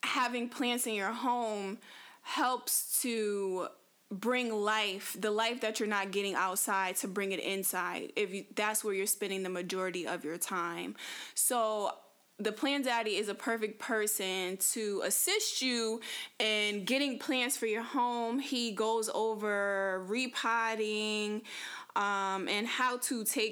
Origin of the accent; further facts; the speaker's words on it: Connecticut, United States; moved away as an adult; I come from Connecticut, so I was born and raised in Connecticut. I lived there for 25 years